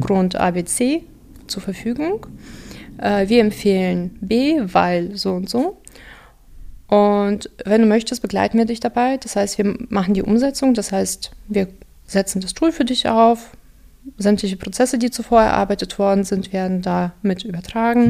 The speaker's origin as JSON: {"language": "German", "town": "Dortmund", "region": "North Rhine-Westphalia", "country": "Germany", "tie": "born or raised there", "also_born_or_lived": "Kazakhstan / Unna / Aachen", "first_language": "Russian", "second_language": "German", "said": "Wenn du ursprünglich Deutschland meinst, dann äh, aus Dortmund."}